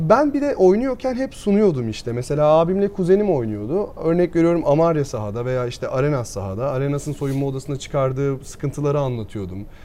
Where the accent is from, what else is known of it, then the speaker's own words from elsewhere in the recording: Burdur, Turkey; Ben Burdur'da doğdum.